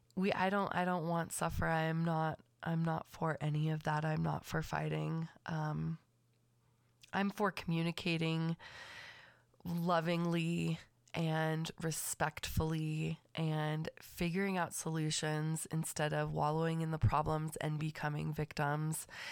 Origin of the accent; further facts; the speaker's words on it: Los Angeles County, California, United States; I was raised, born and raised in Los Angeles County